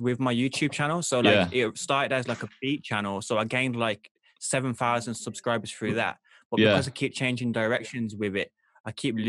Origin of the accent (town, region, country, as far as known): Birmingham, West Midlands, United Kingdom; accent: Birmingham